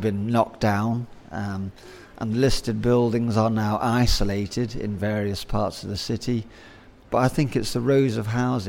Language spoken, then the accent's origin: English; Zimbabwe; born there; My parents left the UK to go and work overseas, and I was born in Rhodesia. And I came over here every 3 years for the family holiday.